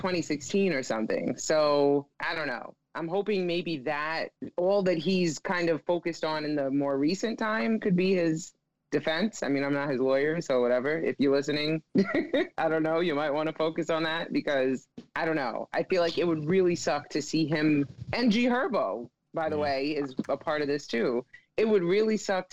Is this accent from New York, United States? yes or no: yes; New York, United States; I'm from New York